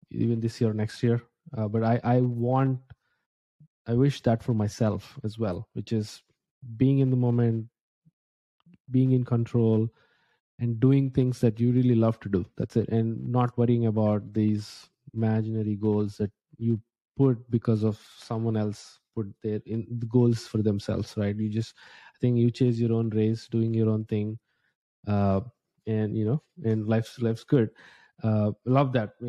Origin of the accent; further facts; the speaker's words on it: India; English is a second language; moved away as an adult; now in United States; I think maybe I mentioned a couple times when I came to the US from India. I was a student.